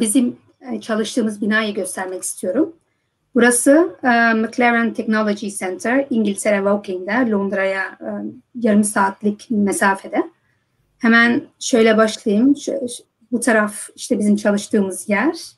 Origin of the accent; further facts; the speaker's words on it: Netherlands; moved away as an adult; also born or lived in United States; Hollanda'da doğdum büyüdüm